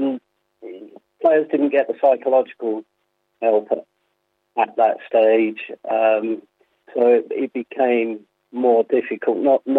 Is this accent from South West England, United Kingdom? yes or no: no; London, United Kingdom; now in High Wycombe, United Kingdom; I was born in North London, so I sort of always retain that support for Spurs.